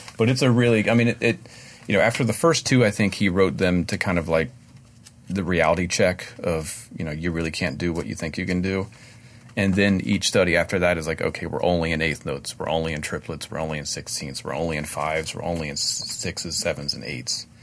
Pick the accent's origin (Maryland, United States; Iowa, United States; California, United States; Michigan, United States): Maryland, United States; I joined the union in my hometown in Maryland